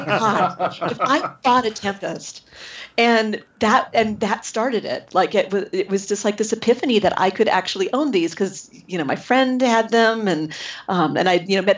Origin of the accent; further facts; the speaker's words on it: San Jose, California, United States; I grew up in San Jose